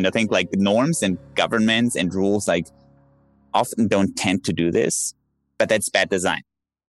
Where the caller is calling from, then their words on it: Dubai, United Arab Emirates; I'm calling in from Dubai